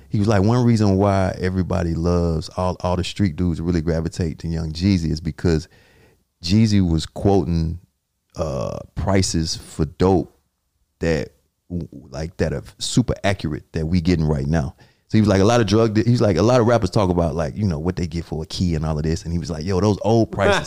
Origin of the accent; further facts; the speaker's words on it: Atlanta, Georgia, United States; moved away; I'm from Southwest Atlanta